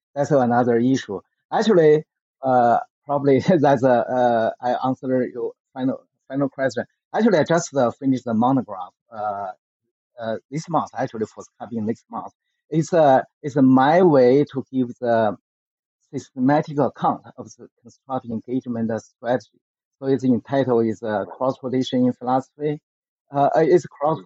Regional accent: Beijing, China; English is a second language; I grew up in the Beijing during the so-called the Cultural Revolution movement in China from 1966 through the 1976

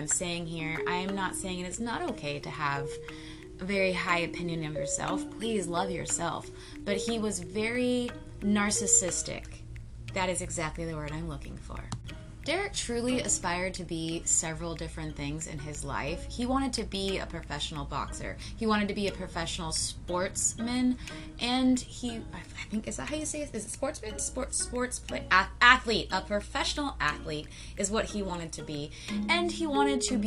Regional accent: Florida, United States; as a Floridian

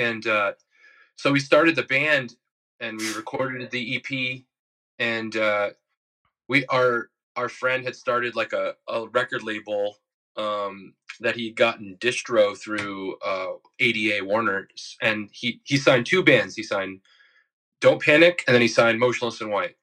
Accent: New York City, New York, United States; I'm from Bayside, Queens

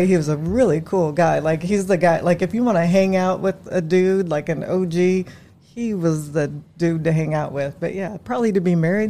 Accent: Indianapolis, Indiana, United States; also born or lived in Marion, Indiana; Mostly Indianapolis, but I'm from Marion, Indiana.

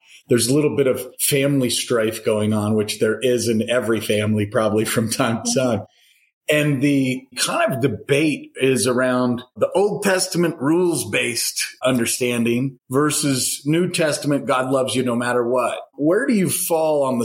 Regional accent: Madison, Wisconsin, United States; I was born in Madison

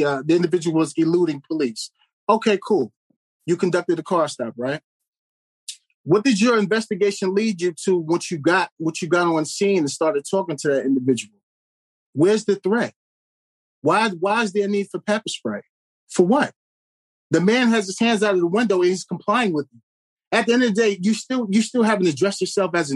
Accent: New York, United States; moved away; I'm from New York

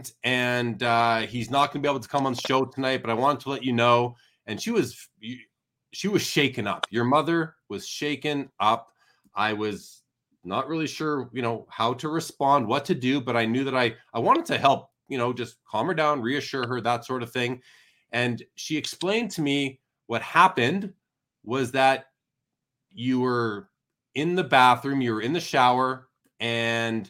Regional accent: Winnipeg, Manitoba, Canada; moved away; I'm originally from Winnipeg

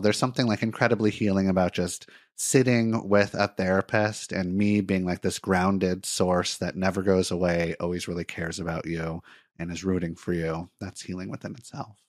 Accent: Santa Monica, California, United States; moved away as an adult; also born or lived in Miami, Florida; now in Portland, United States; I was born in Miami, but I actually grew up in Santa Monica, California, in Los Angeles

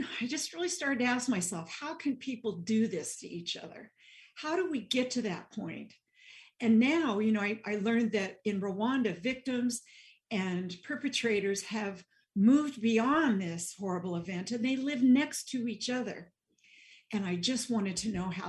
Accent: Nebraska, United States; accent: Midwestern twang; now in New Jersey, United States; I grew up in Nebraska, so you'll hear a little bit Midwestern twang and points of view here. But I live in New Jersey now

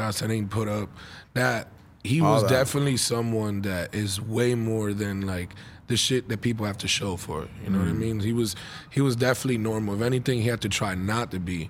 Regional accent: Orlando, Florida, United States; we're from Orlando

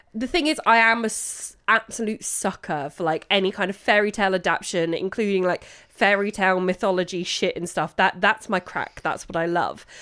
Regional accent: London, United Kingdom; as a Londoner

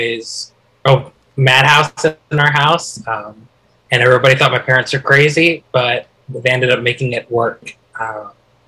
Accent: Highland, Utah, United States; moved away; I'm originally from Highland, Utah. I lived there for half my life.

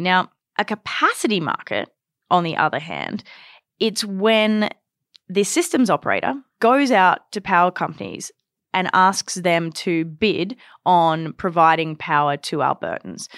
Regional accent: Australia; now in Canada; growing up in Australia

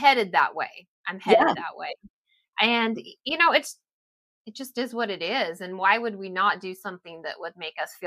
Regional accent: Seattle, Washington, United States; I grew up around the Seattle area

